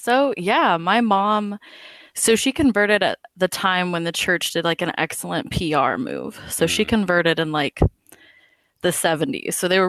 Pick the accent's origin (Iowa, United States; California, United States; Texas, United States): California, United States; Fresno; moved away as an adult; also born or lived in Rexburg, Idaho / New Mexico; now in Oklahoma, United States; So I am a former Mormon, ex-Mormon, and I'm from Fresno, California. And I was raised in the church. Both my parents are converts. My dad is Native American. My mom is white, so European American of that heritage.